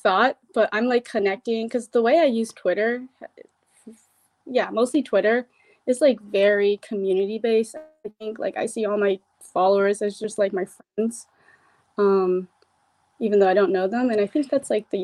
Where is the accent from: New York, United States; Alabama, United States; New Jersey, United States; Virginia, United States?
Virginia, United States; I'm an artist from Virginia